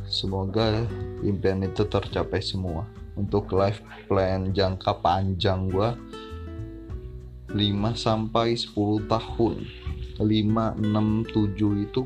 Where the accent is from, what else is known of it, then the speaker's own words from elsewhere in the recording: Bandar Lampung, Lampung, Indonesia; asal gue dari Bandar Lampung tempat tinggal gue dari Bandar Lampung keluarga gue semua di Bandar Lampung